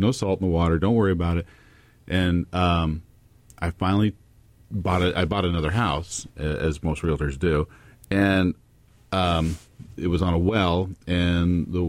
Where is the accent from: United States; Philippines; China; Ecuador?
United States; I grew up in the Tri-Cities, and born and raised here, as a lot of people have been.